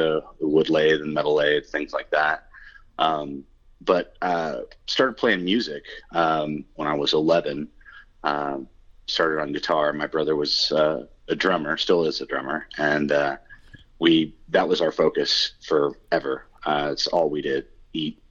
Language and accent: English; West Plains, Missouri, United States; also born or lived in St. Louis, Missouri; now in Denver, United States; we moved to a tiny little town in kind of the south central part of Missouri next to Arkansas called West Plains, Missouri, and grew up there